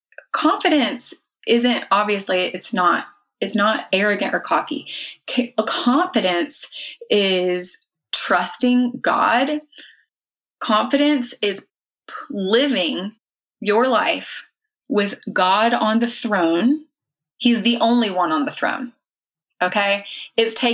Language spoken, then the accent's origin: English; the South, United States; I was raised in the South